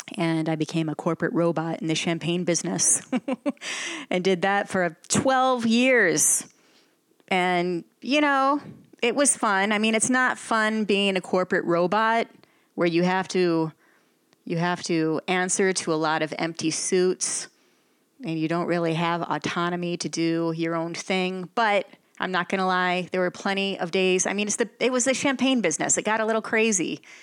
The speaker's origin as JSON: {"language": "English", "town": "Flushing", "region": "Michigan", "country": "United States", "also_born_or_lived": "Flint, Michigan / Miami, Florida", "moved": "yes", "said": "I'm from the small town of Flushing, Flushing, Michigan."}